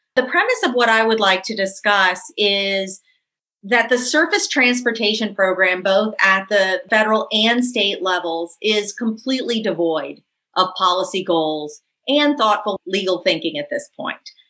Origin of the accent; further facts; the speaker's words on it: New Orleans, Louisiana, United States; my hometown and Professor Jones's hometown. This is Claiborne Avenue